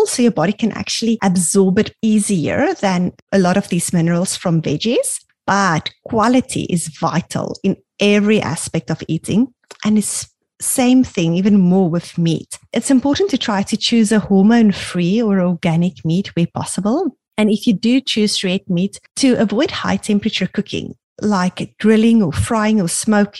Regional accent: South Africa; now in Canada; we grew up in South Africa

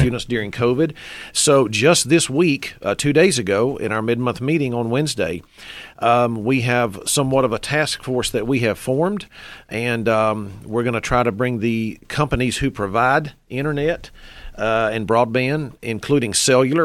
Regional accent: Henderson County, North Carolina, United States; I am a Henderson County native. I started here. I stayed here

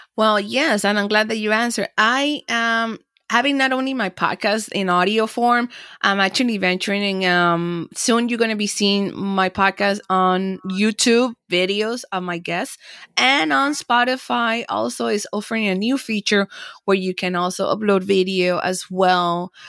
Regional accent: Panama City, Panama; also born or lived in Miami, Florida, United States; now in Los Angeles, United States; I was born and raised in Panama and then I came to the United States and Florida

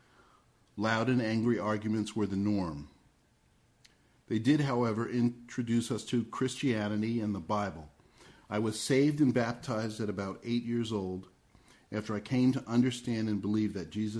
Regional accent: Red Bank, New Jersey, United States; I was born in Red Bank, New Jersey, near the middle of the last century

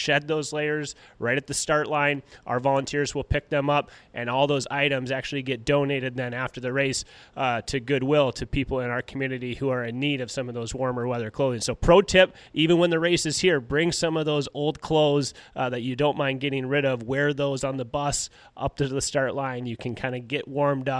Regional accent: Duluth, Minnesota, United States; I grew up in Duluth

